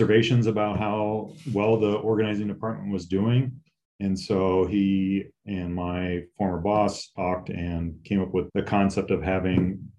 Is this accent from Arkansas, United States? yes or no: no; Southern California, United States; I grew up in Southern California.